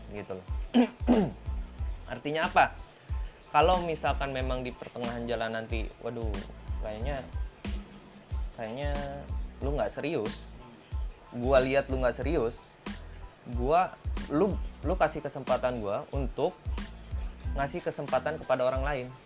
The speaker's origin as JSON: {"language": "Indonesian", "town": "Singaparna", "region": "West Java", "country": "Indonesia", "said": "ini gue orang Singaparna sebenarnya"}